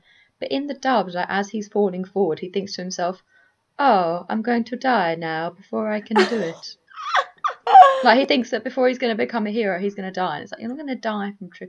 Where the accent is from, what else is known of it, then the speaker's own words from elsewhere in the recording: United Kingdom; And also, I'm British.